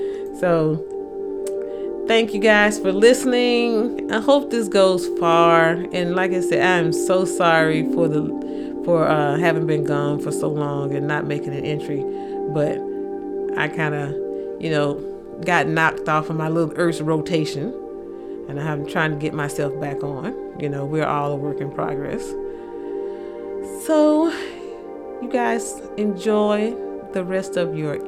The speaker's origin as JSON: {"language": "English", "region": "the South", "country": "United States", "accent": "thick southern", "said": "my thick southern accent"}